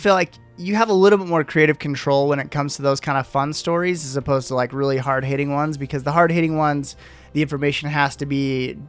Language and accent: English; Utah, United States; moved away; But I mean, I'm from Utah. I'm a Utah fan. Graduated from there and all that.